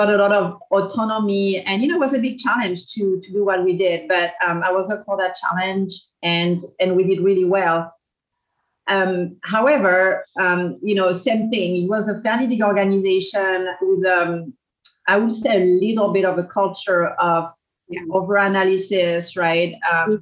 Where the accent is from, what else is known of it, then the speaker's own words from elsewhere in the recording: France; English is a second language; moved away as an adult; now in Orange County, United States; So I grew up in France, so I'm a transplant. I landed in Orange County about 20 years ago, as you can probably tell from my accent